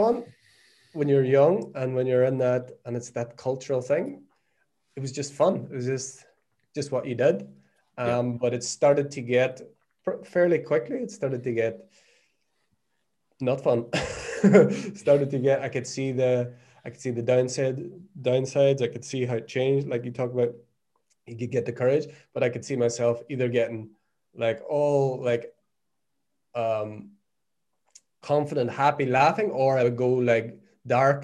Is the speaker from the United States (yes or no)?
no; Northern Ireland, United Kingdom; moved away as an adult; also born or lived in Australia; now in Portugal; I was born in Northern Ireland, born 1979 in Northern Ireland, in the middle of what is now known as the Troubles